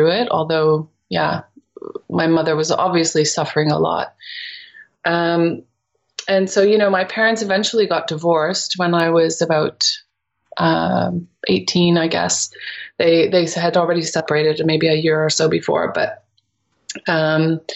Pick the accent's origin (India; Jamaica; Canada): Canada; near Toronto, Ontario; moved away as an adult; also born or lived in England; now in Netherlands; when I was growing up in Canada, near Toronto